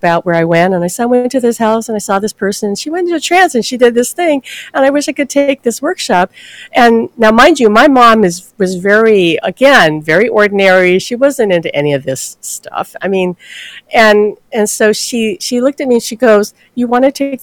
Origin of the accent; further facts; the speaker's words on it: Hawaii, United States; I'm born and raised in Hawaii